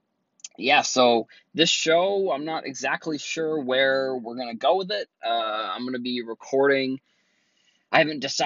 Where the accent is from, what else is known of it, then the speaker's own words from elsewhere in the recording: Cape Cod, Massachusetts, United States; now in Boston, United States; I am from Boston, originally from Cape Cod